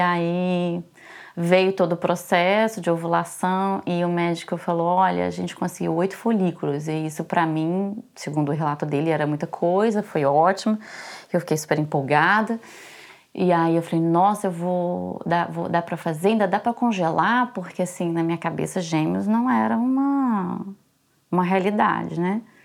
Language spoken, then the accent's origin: Portuguese; Belo Horizonte, Minas Gerais, Brazil; first language Portuguese; moved away as an adult; also born or lived in Brasília; now in Paris, France; Eu sou de Belo Horizonte. Uhum. na verdade, eu sou nascida em Brasília. Uhum. Eu fui criada em Belo Horizonte.